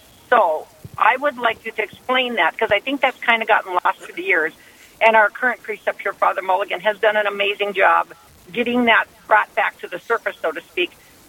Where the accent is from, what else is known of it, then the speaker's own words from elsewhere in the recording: Wimbledon, London, United Kingdom; I am from Wimbledon.